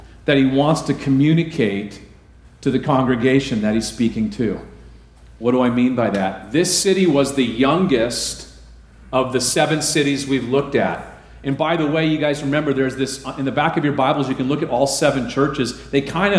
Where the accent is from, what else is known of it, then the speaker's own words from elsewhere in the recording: Southern California, United States; I come from Southern California.